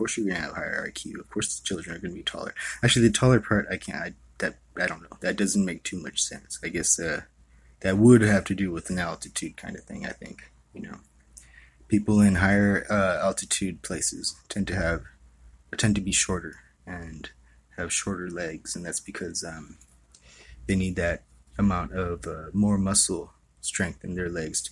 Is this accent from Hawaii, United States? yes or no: yes; Hawaii, United States; I was born and raised in Hawaii.